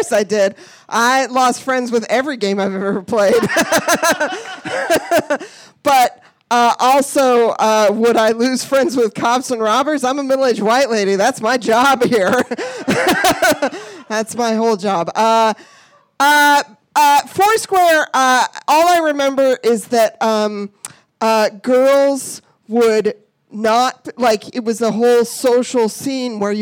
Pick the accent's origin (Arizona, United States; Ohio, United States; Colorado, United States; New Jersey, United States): Colorado, United States; I grew up in Colorado.